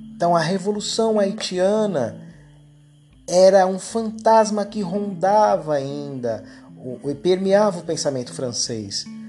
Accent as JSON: {"language": "Portuguese", "country": "Brazil", "said": "a gente aqui no Brasil"}